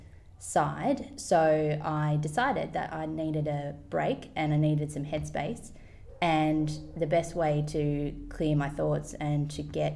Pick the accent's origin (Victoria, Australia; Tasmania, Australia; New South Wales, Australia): Tasmania, Australia; moved away as an adult; also born or lived in London / Sydney; now in Byron Bay, Australia; I grew up in Tasmania and could not wait to get out into the world. So, I moved to London when I was about 19, 20